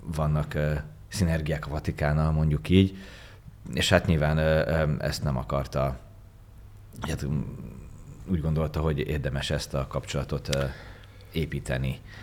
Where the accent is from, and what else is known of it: Hungary